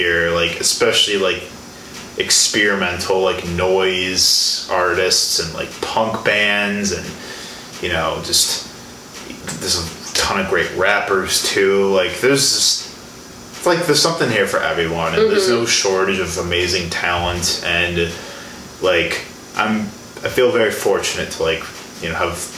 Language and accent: English; Illinois, United States; moved away as an adult; now in Milwaukee, United States; I'm originally from Illinois